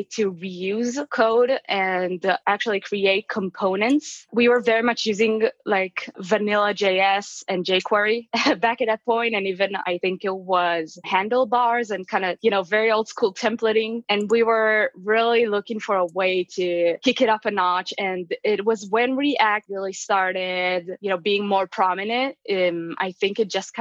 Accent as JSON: {"language": "English", "country": "Israel", "moved": "as an adult", "lives_now": "Las Vegas, United States", "said": "I'm actually originally from Israel. Right now I live in Las Vegas"}